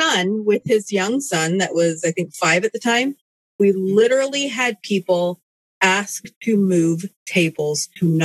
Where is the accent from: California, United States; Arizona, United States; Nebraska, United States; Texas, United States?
California, United States; Southern; also born or lived in Las Vegas, Nevada; now in Utah, United States; I moved to Utah from Vegas, and before Vegas, I'm from Southern California.